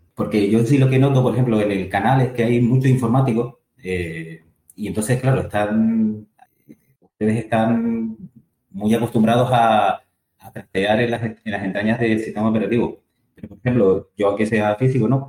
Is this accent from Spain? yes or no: yes; Tenerife, Canary Islands, Spain; soy, soy de Tenerife